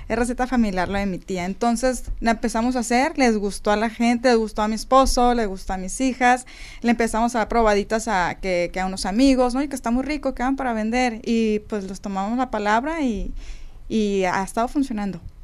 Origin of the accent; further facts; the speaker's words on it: Sonora, Mexico; Somos de Sonora